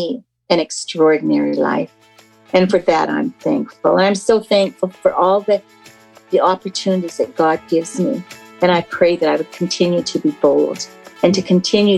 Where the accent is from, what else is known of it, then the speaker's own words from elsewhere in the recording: Calgary, Alberta, Canada; moved away as an adult; now in Thailand; I was born in Calgary, Alberta, Canada.